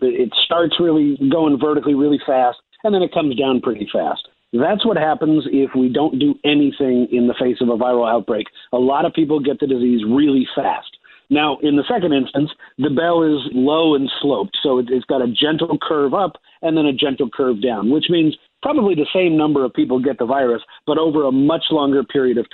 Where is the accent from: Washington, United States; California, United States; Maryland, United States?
Washington, United States; Seattle; my hometown of Seattle